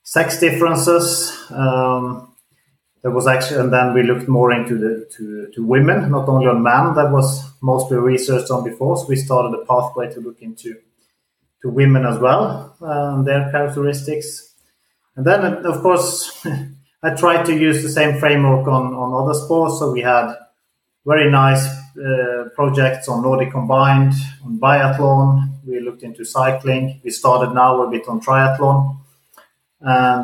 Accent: Norway; I grew up in Norway as a cross-country skier

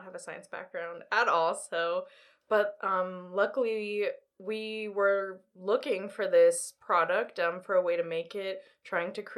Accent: Los Angeles, California, United States; moved away as an adult; now in New York, United States; I grew up in Los Angeles, moved out to New York for school.

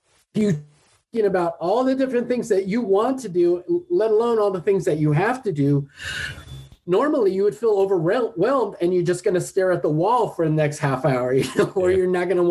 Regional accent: Redondo Beach, California, United States; In South Bay, LA, where I grew up in Redondo

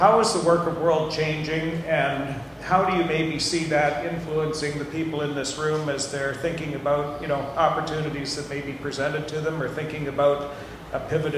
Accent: Canada; I was born in Canada a number of years ago.

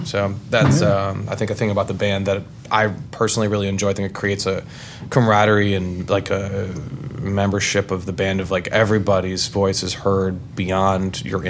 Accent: Virginia, United States; I'm from Franklin County, and that song just resonates with me.

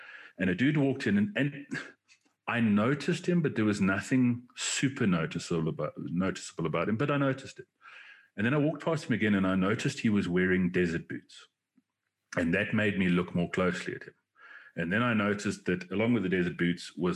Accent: South Africa; I'm South African, not American

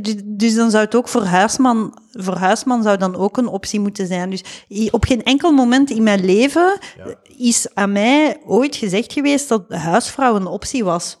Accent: Flanders, Belgium; moved away as an adult; also born or lived in Leiden, Netherlands; ik ben een Belg.

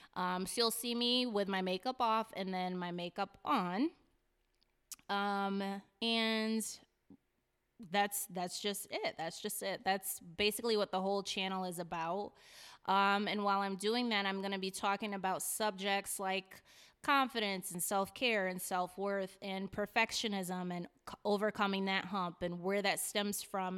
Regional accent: Hartford, Connecticut, United States; also born or lived in Newington; I was raised around Hartford, specifically the North End, 'cause my family, all my family is from there

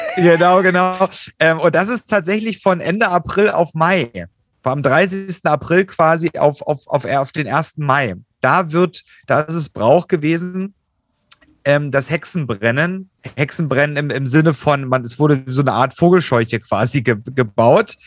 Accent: Germany; in unserem Land

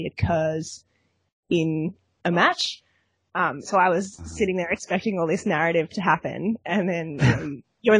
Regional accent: Australia; I'm Australian

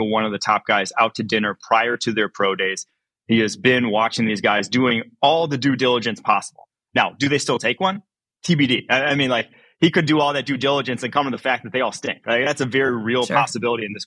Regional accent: Milwaukee, Wisconsin, United States; moved away; I'm originally from Milwaukee

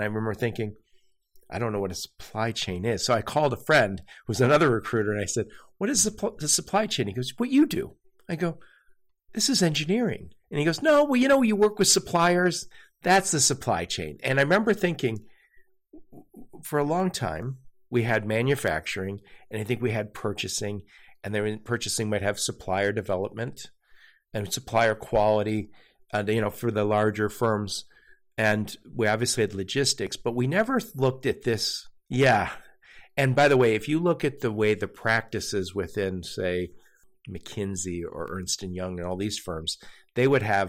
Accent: Dearborn, Michigan, United States; By the way, I grew up in Dearborn, Michigan. And so I also, my dad worked at Ford. So many of my family members worked at Ford. And I was in Dearborn yesterday. Love that place still. I live not too far.

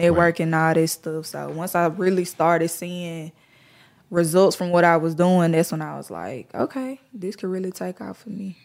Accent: Memphis, Tennessee, United States; I'm from the East

